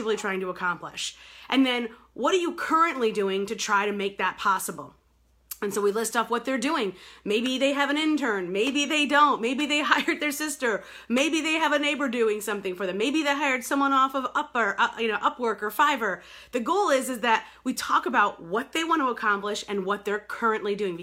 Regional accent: New York, United States; now in Detroit, United States; I live here in Detroit. I grew up in New York

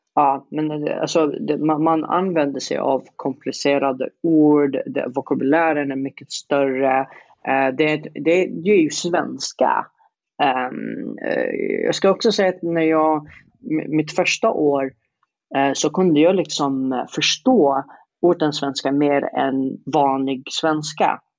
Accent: Yemen; Swedish is a second language; moved away as an adult; now in Sweden; sitta i Yemen i 20 år

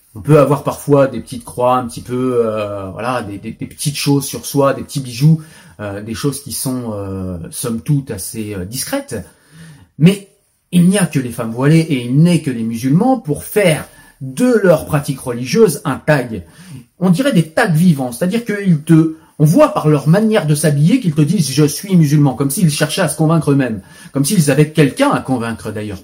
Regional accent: France; je suis français, pas israélien

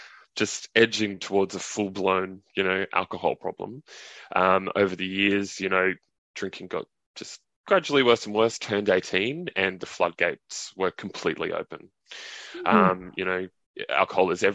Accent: Cairns, Queensland, Australia; I grew up in Cairns in Far North Queensland.

